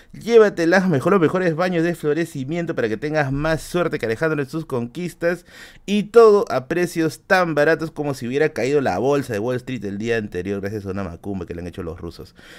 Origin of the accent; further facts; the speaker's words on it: Peru; como peruanos